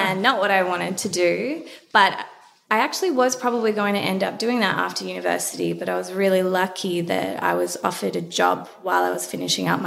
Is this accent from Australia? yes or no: yes; Melbourne, Victoria, Australia; I grew up in Melbourne, went to a semi-private girls' school